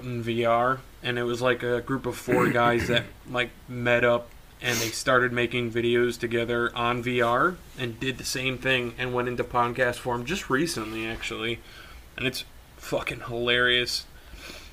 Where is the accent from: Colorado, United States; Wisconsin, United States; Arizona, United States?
Wisconsin, United States; we're actually from Wisconsin